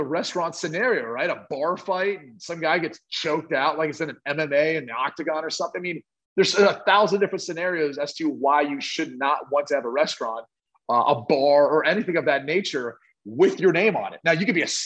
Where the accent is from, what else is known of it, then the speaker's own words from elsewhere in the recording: Dublin, Ohio, United States; It's in Dublin, Ohio. It's my hometown.